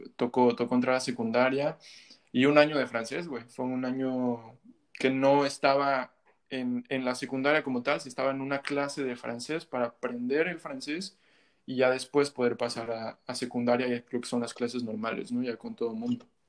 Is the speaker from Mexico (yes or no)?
yes; Mexico; moved away as an adult; also born or lived in Montreal, Canada; now in Canada; Sí, yo nací, yo nací aquí en Canadá, en Montreal. Y a los cuatro o cinco años me regresé a México, pues mis, mis papás, mis dos papás son mexicanos.